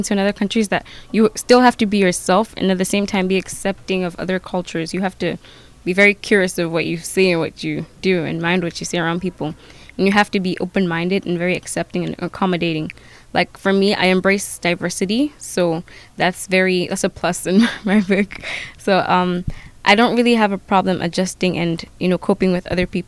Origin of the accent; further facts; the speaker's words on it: Nigeria; now in Fort St. John, Canada; I'm from Nigeria. I'm an international student